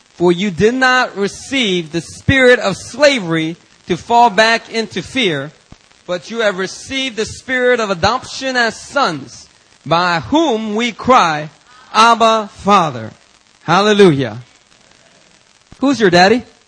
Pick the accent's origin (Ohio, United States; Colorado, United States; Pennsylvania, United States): Pennsylvania, United States; Philadelphia; growing up in Philadelphia, you know, you you kind of pick up certain vocabulary words